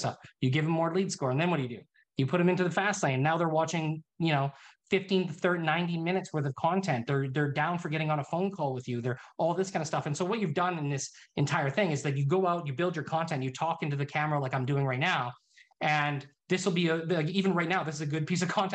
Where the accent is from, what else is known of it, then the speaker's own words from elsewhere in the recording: Canada; also born or lived in Summerland, British Columbia; I'm Canadian